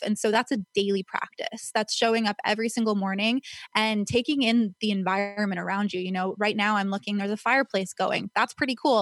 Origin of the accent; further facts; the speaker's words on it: Calabasas, California, United States; I grew up in Agora, Calabasas area